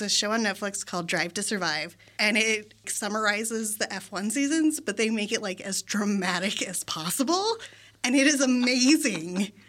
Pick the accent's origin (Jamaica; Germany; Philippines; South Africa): Germany; born there; I was also not born in the United States. I was born in Germany.